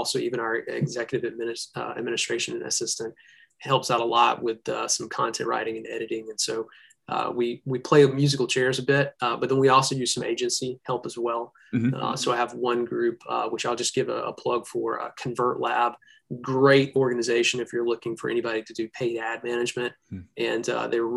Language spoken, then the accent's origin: English; Birmingham, Alabama, United States; I'm from Birmingham, Alabama